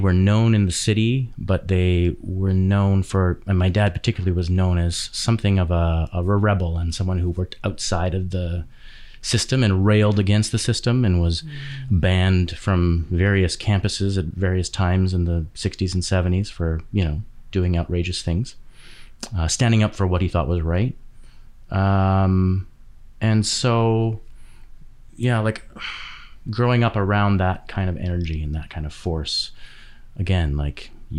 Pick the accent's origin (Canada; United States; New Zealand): Canada; West Vancouver, British Columbia; born or raised there; also born or lived in Edmonton, Alberta